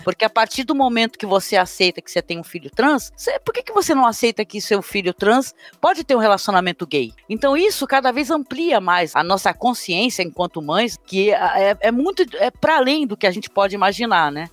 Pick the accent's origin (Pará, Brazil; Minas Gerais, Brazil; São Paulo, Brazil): São Paulo, Brazil; Guarujá; sou aqui do Guarujá